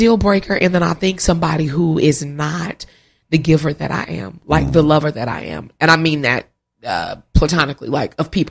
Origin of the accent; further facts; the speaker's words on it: Fort Worth, Texas, United States; I was born and raised in Fort Worth.